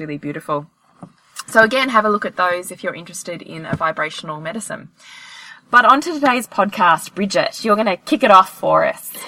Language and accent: English; Australia; if we're Australian